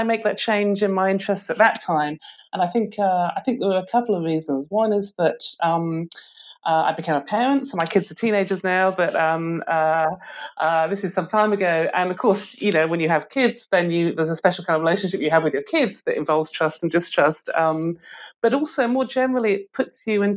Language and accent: English; Stoke-on-Trent, West Midlands, United Kingdom; now in St Andrews, United Kingdom; I was born and I grew up in Stoke-on-Trent, which is a city in the West Midlands of England